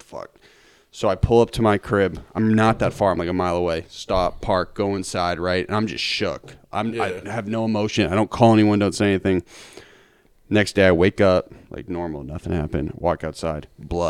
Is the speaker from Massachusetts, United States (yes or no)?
yes; Lincoln, Massachusetts, United States; And I grew up in Lincoln on Deerhaven Road.